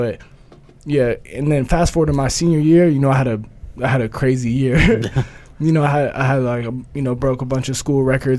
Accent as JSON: {"language": "English", "region": "Oregon", "country": "United States", "moved": "as an adult", "said": "I'm from Oregon."}